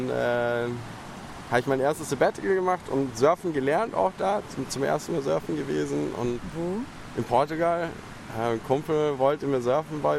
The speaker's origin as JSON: {"language": "German", "town": "Munich", "region": "Bavaria", "country": "Germany", "moved": "yes", "said": "Aus München."}